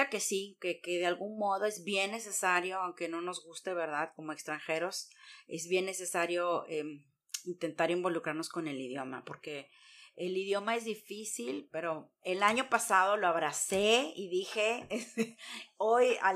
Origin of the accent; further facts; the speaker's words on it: Mexico; moved away as an adult; now in Germany; Yo soy mexicana de hasta morir